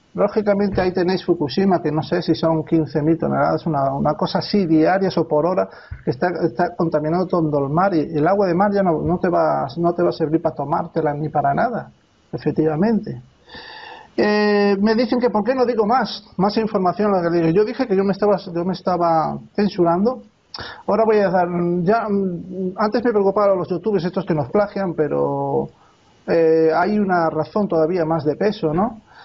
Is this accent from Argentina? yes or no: no; Spain; also born or lived in Alicante; Y yo soy español. Yo soy español y vivo aquí en España